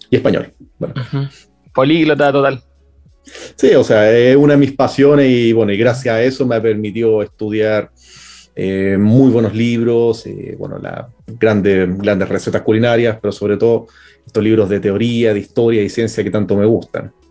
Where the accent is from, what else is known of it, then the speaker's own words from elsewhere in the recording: Chile; also born or lived in Germany / Europe; No nací en Chile, sí, pero he, ido a Alemania, he vivido bastante tiempo en Europa también, pero bueno, o sea, la mayor parte he estado acá en Chile, entonces o sea, ya me considero un chileno más